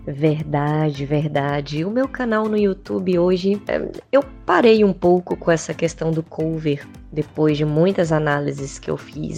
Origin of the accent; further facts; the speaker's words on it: Espírito Santo, Brazil; also born or lived in Imperatriz, Maranhão; eu nasci em Imperatriz, no Maranhão, mas eu sempre morei aqui no Espírito Santo